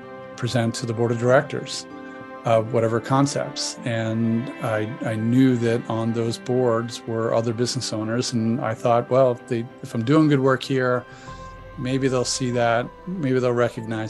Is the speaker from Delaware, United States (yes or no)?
yes; Delaware, United States; moved away as an adult; also born or lived in Boston / Philadelphia; now in San Diego, United States; get out of my family environment growing up in Delaware